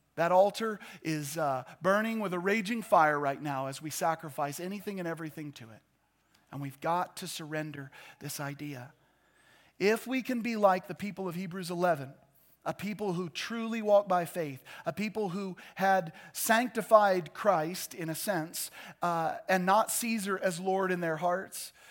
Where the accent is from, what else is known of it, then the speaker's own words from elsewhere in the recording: United States; I love being an American